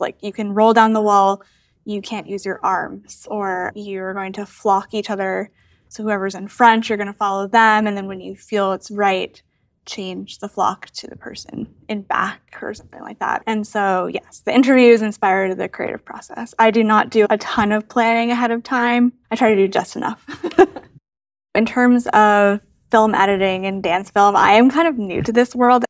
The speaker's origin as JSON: {"language": "English", "region": "Massachusetts outside of Boston", "country": "United States", "moved": "yes", "lives_now": "Cincinnati, United States", "said": "I am originally from Massachusetts outside of Boston. I currently live in Cincinnati"}